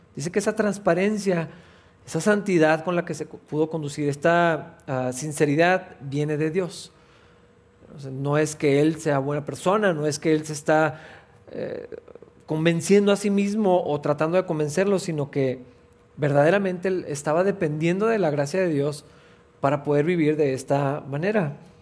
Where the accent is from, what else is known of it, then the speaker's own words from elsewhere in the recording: Mexico; primero somos cristianos que mexicanos